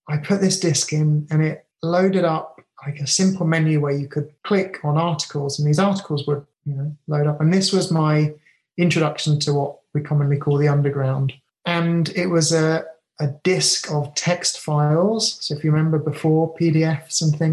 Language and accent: English; England, United Kingdom; now in Japan; I'm very British.